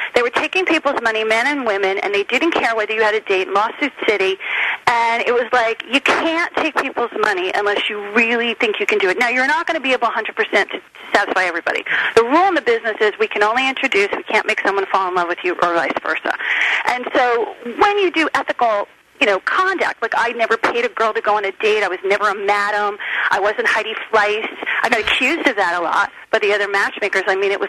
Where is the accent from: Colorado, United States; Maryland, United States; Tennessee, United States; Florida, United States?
Florida, United States; Miami; also born or lived in New Jersey; I mean, I grew up in Miami was really my home more than Jersey, because it was the place we went to have vacation and holidays.